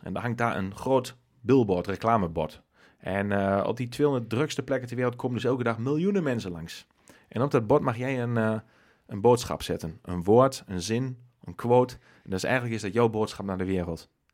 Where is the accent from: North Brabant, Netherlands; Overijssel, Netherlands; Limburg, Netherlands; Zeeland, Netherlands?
Overijssel, Netherlands; Nijverdal; we zijn beide nijveren